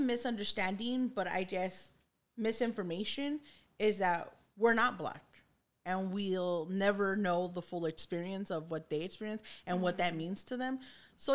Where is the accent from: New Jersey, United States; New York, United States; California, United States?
California, United States; Los Angeles; we grew up in East LA and I had a lot of, you know, black kids in school